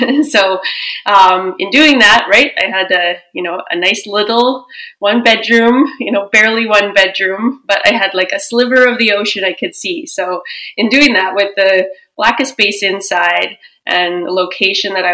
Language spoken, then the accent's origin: English; Edmonton, Alberta, Canada; also born or lived in Vancouver; I grew up in Edmonton, born and raised